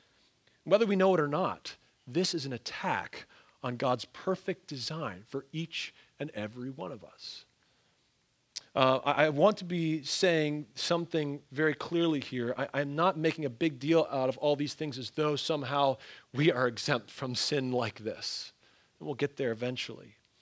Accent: Ontario, Canada; also born or lived in Pennsylvania, United States / Wisconsin, United States; I mean, I grew up in the North, both in Ontario, Canada, and then in Pennsylvania, went to school in northern Wisconsin.

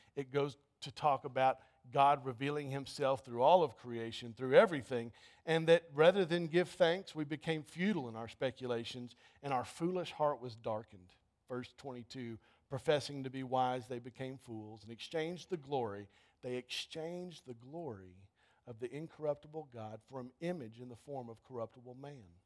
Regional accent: United States

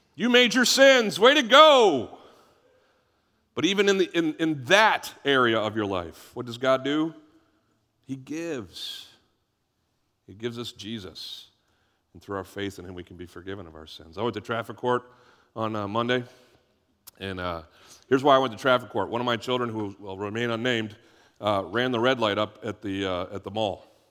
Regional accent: United States; I'm an American

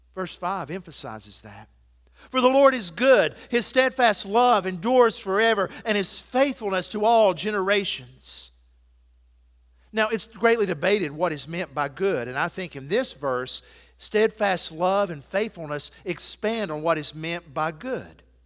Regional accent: Athens, United States; moved away; my hometown of Athens

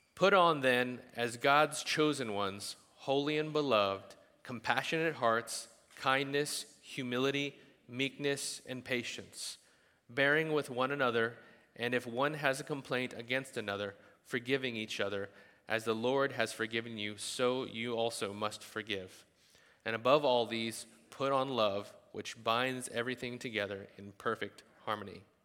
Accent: the South, United States; we're from the South

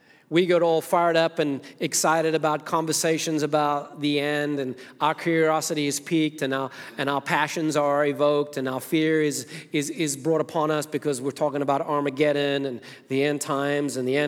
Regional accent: Zimbabwe; now in United States; I was born in Rhodesia, it was now Zimbabwe, Africa, grew up there, and came to this country in 1990, been here ever since

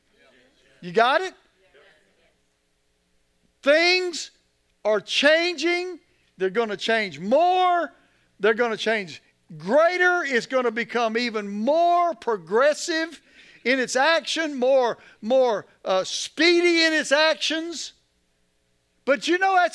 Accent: United States

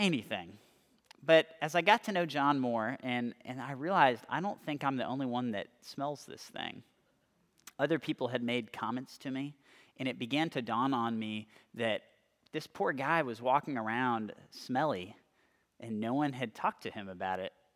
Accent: California, United States; moved away as an adult; also born or lived in Austin, Texas; I was coming from California, so I really, I really didn't have any friends going to the same school as me.

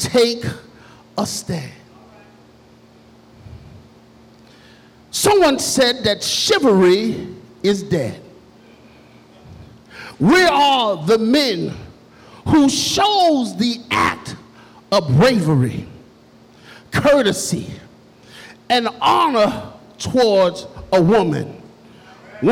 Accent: New York City, New York, United States; I was born in Jamaica, Queens, New York, in the south side of Queens, where all of the drug dealers and gangbangers and all of the stuff was going on, I had a mother and a father that loved Jesus

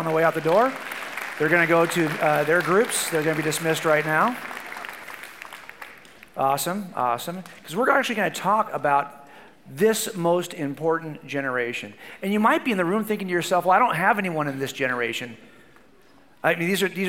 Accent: Southern California, United States; I was raised in Southern California

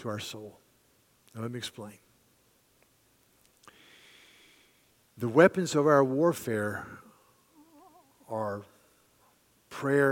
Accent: United States; as an American who loves my country

